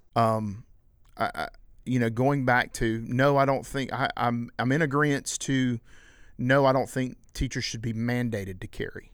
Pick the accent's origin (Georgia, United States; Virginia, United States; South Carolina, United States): South Carolina, United States; we, we're from South Carolina